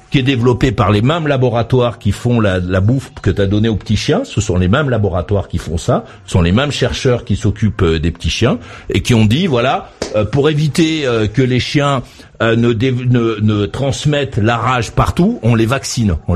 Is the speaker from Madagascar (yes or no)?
yes; Madagascar; Moi, je viens euh, de Madagascar où je suis resté assez longtemps.